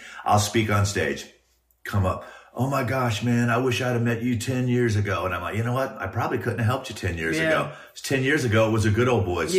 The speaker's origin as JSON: {"language": "English", "region": "California", "country": "United States", "moved": "yes", "lives_now": "Nashville, United States", "said": "I'm from California."}